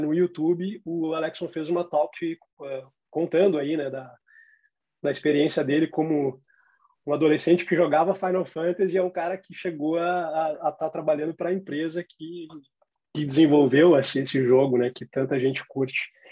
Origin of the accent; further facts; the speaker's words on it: Porto Alegre, Rio Grande do Sul, Brazil; em Porto Alegre, na minha cidade natal